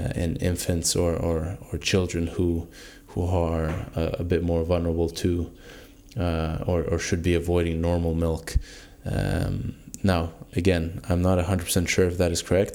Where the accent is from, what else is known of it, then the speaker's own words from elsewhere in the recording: Norway; moved away; I come from Norway